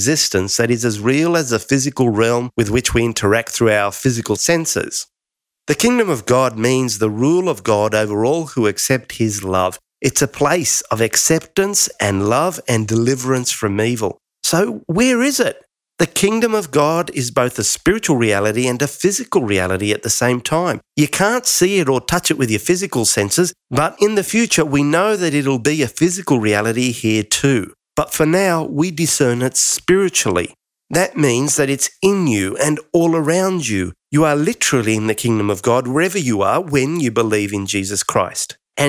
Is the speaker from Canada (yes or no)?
no; Australia; Now, I grew up in Australia, and years ago when I actually turned 18, I went to my local doctor here